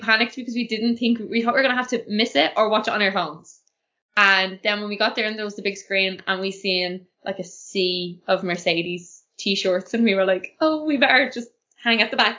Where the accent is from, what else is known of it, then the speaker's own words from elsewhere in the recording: Ireland; no, I'm Irish